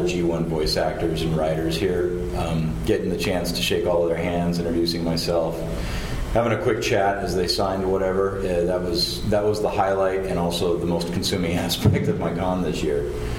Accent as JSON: {"language": "English", "town": "Seattle", "region": "Washington", "country": "United States", "said": "I hail from Seattle"}